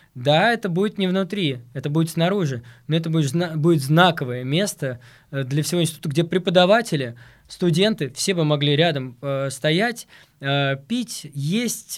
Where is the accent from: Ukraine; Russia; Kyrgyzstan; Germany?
Russia; Moscow; я как москвич